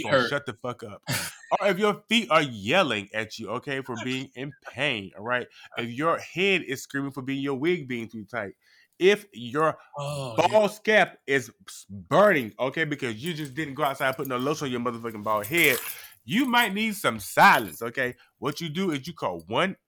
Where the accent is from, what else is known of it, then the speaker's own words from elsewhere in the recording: North Carolina, United States; moved away; my home state now, okay, right now is the motherfucking music capital. It's one of, like, the music places. Like, people go to North Carolina